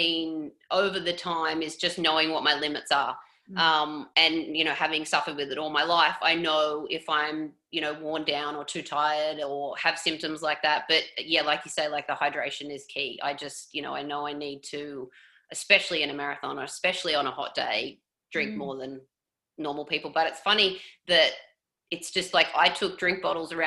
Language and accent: English; Coffs Harbour, New South Wales, Australia; moved away as an adult; now in Toronto, Canada; I grew up in Coffs Harbour, so a little beach town, northern, mid-north coast, New South Wales.